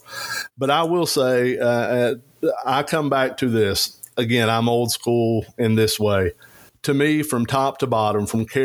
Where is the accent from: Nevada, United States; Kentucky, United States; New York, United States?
Kentucky, United States; Eastern; I'm from Eastern Kentucky